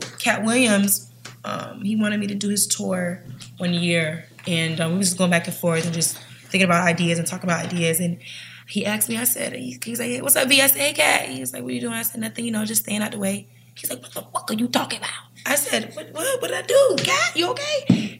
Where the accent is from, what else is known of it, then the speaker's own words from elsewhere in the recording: Jamaica; I'm Caribbean too, so anything a vibe.